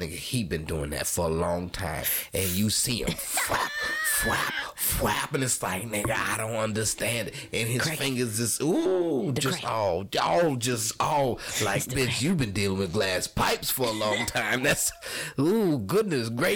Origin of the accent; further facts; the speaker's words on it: New Orleans, Louisiana, United States; I grew up in New Orleans doing electrical